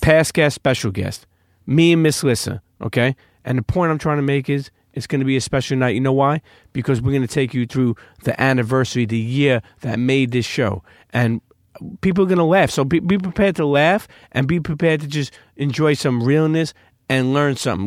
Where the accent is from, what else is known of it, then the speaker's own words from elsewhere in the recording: New York, United States; as a New Yorker, as a Brooklyn night